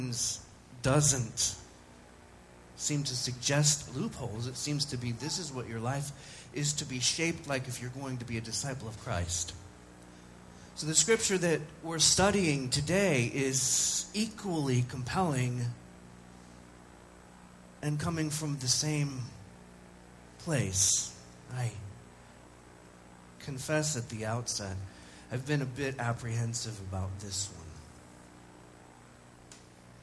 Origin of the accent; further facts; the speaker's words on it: United States; as an American